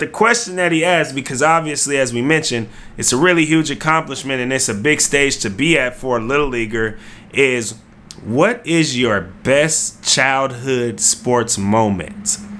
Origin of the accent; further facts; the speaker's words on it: Vallejo, California, United States; also born or lived in Fairfield, California; we grew up in Vallejo, California, Solano County